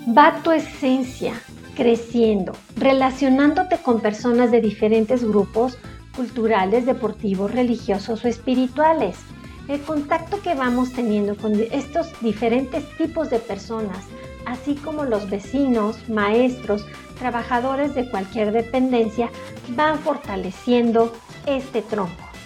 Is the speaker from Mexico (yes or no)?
yes; Mexico; Como mexicanos somos muy apapachadores